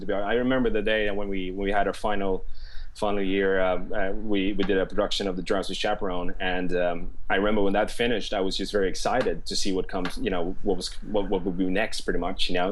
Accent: Stockholm, Stockholm County, Sweden; moved away as an adult; now in London, United Kingdom; I studied in in Stockholm, uh, where I'm born and raised

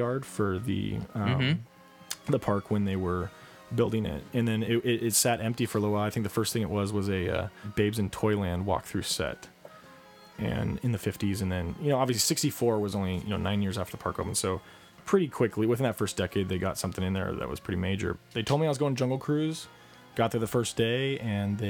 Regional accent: La Mirada, California, United States; I grew up in La Mirada. It's right on the edge of LA County and Orange County

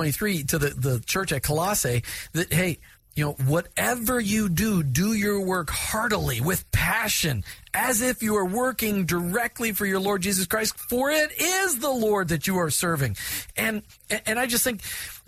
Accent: Minnesota, United States; I grew up in Minnesota

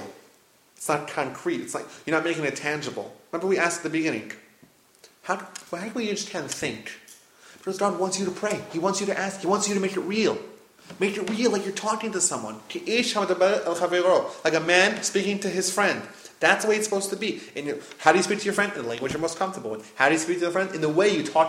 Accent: New York, United States; I grew up in New York

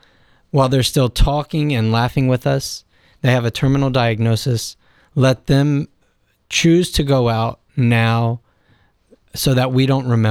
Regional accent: Victoria, Texas, United States; from the Diocese of Victoria in Texas.

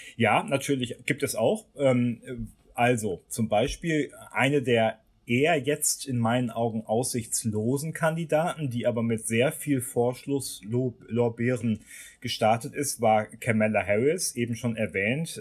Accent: Germany; bei uns in Deutschland

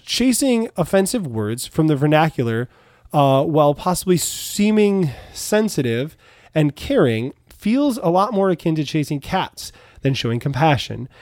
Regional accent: United States; we're from America

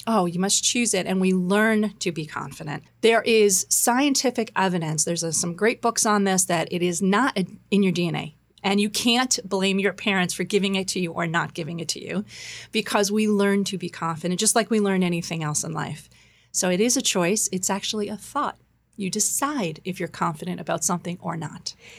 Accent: New York, United States; now in Boston, United States; I um, grew up in New York. I'm a New Yorker now. I live in Boston.

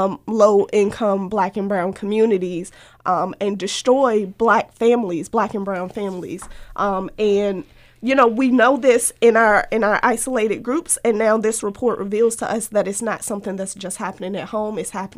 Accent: Virginia, United States; also born or lived in St. Louis; now in Baltimore, United States; I'm originally from Virginia.

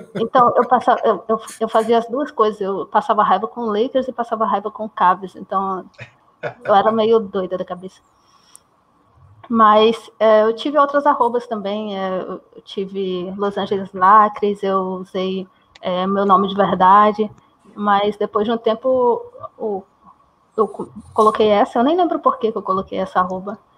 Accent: interior of Maranhão, Brazil; eu sou do Maranhão, do interior do Maranhão, então aqui é meio afastado

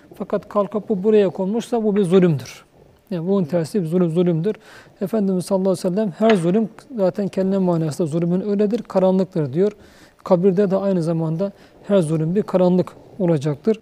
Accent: Uşak, Uşak Province, Turkey; Ben Uşaklıyım. Bizim Uşak'ın e, şeyleri çok odun kestim

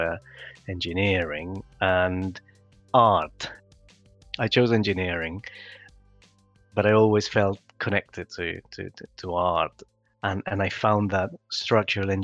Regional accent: Peru; now in United Kingdom; I was born in Peru, and I grew up in different construction sites

